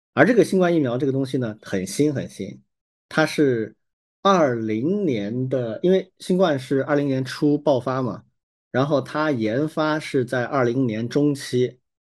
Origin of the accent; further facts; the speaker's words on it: China; 我们作为中国人